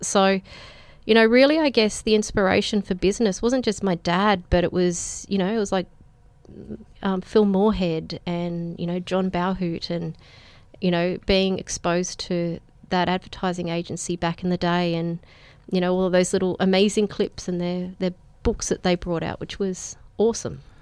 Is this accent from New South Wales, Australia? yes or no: yes; Penrith, New South Wales, Australia; also born or lived in Breakfast Point; I was born in the P N Hospital, um, which is, I guess, about as local as you can get